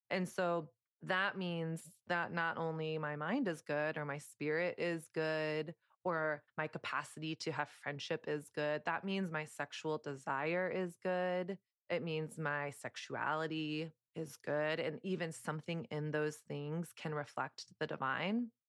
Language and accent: English; the South, United States; moved away as an adult; now in New York City, United States; I grew up in Southern conservative culture